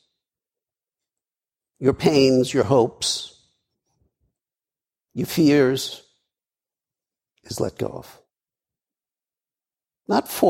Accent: New York City, New York, United States; moved away; also born or lived in Colorado; I grew up in Brooklyn

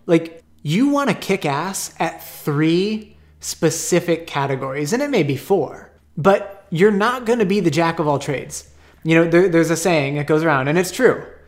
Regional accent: Phoenix, Arizona, United States; I grew up here in Phoenix. Grew up in Awatuki kinda my whole life

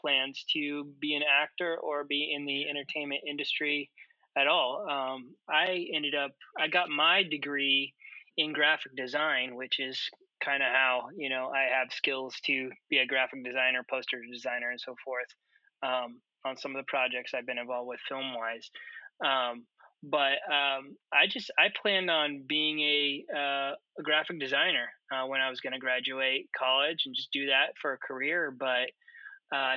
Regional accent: Council Bluffs, Iowa, United States; also born or lived in Omaha, Nebraska; I grew up in Council Bluffs, Iowa, and I went just across the river to Omaha, Nebraska, to Creighton University for school

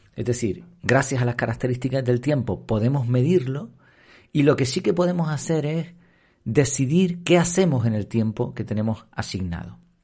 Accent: Madrid, Community of Madrid, Spain; now in Canary Islands, Spain; Yo nací allí en Madrid

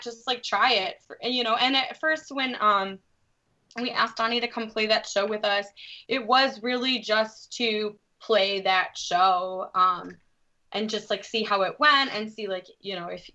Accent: Detroit, Michigan, United States; I grew up on the east side of the city, which is where we're living over again.

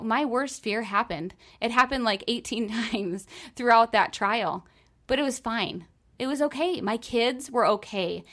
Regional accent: New York, United States; I'm from New York, and I went down to Disney World as an intern when I was in college

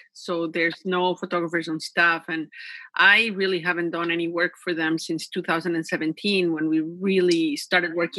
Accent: Mexico; English is a second language; also born or lived in Vancouver Island, Canada; now in Canada; When I was growing up in Mexico, my mother really wanted us, the children, to learn English

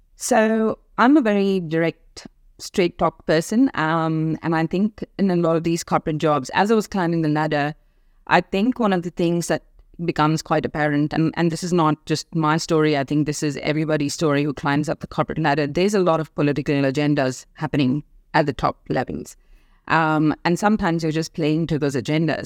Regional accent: India; moved away as an adult; also born or lived in Africa; now in Australia; I was born and raised in India.

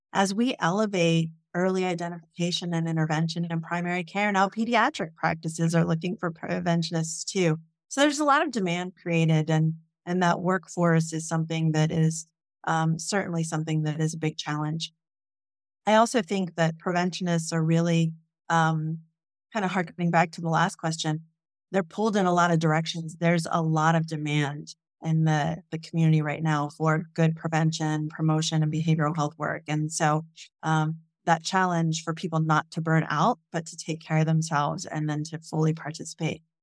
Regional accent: Jefferson County, Appalachia, eastern Ohio, United States; I grew up in Jefferson County

